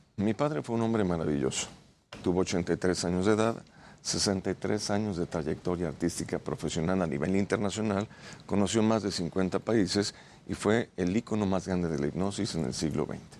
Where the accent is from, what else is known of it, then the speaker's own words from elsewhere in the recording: Mexico; also born or lived in Santiago, Chile; Inmigrado mexicano